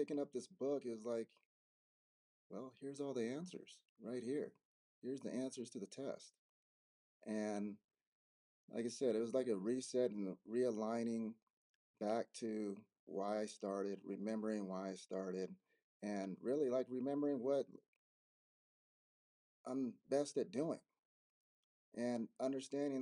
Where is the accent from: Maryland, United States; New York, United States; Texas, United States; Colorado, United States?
Colorado, United States; Denver; also born or lived in Arizona; I grew up in Denver, Colorado. I'm here in Denver.